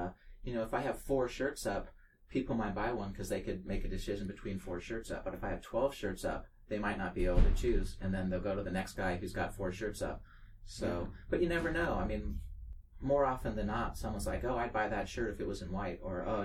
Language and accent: English; Cupertino, California, United States; I'm from Cupertino, California